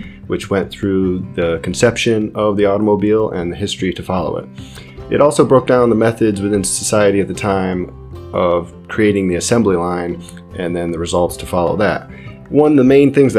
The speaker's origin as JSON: {"language": "English", "town": "Friendsville", "region": "Pennsylvania", "country": "United States", "tie": "born or raised there", "also_born_or_lived": "Arcata, California", "moved": "as an adult", "said": "I'm originally from the Friendsville area, right near Silver Lake."}